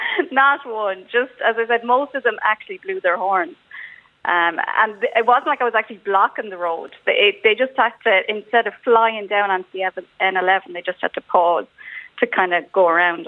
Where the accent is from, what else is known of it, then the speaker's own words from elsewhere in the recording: Mayo, Connacht, Ireland; I come from Mayo